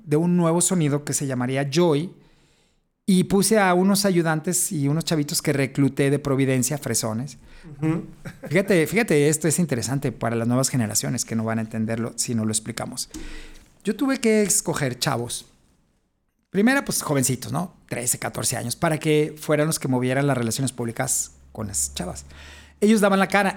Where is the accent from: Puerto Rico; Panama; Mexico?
Mexico; Guadalajara, Jalisco; yo soy de Jalisco, de Guadalajara